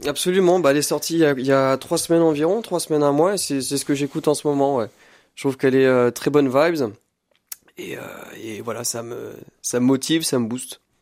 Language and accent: French; Blois, Centre-Val de Loire, France; moved away as an adult; now in Tours, France; Je suis né à Blois en 97 et j'ai grandi euh, dans le 41